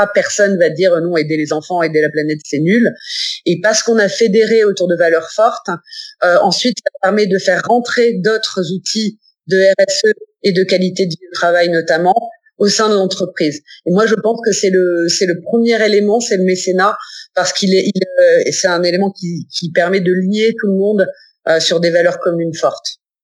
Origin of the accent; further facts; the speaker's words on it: Nice, Provence-Alpes-Côte d'Azur, France; je suis originaire de Nice